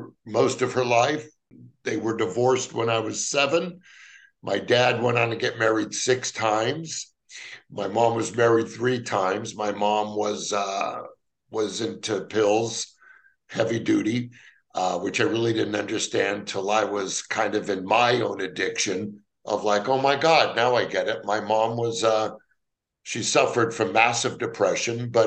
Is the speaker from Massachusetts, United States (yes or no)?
no; Los Angeles, California, United States; Growing up, I grew up in the San Fernando Valley of Los Angeles